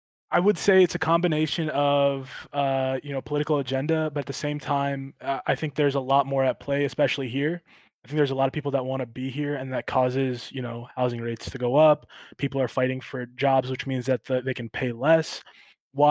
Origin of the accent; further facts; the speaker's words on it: Marion, Ohio, United States; moved away as an adult; now in California, United States; I grew up in Marion, right? Mm-hmm. So it's small town Ohio